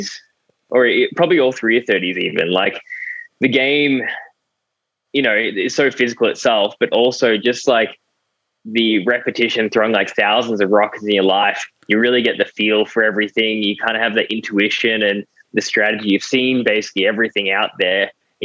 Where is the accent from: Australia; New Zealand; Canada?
Australia; I'm an Aussie through and through.